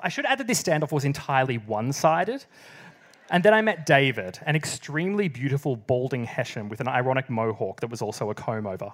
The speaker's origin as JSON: {"language": "English", "area": "South East Gippsland", "region": "Victoria", "country": "Australia", "tie": "born or raised there", "also_born_or_lived": "Melbourne", "moved": "as an adult", "said": "I'm from the country. I moved from South East Gippsland to Melbourne at the age of eighteen"}